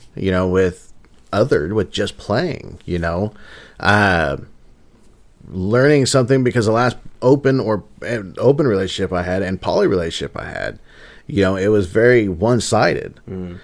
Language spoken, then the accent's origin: English; Midwest, United States; we're from the Midwest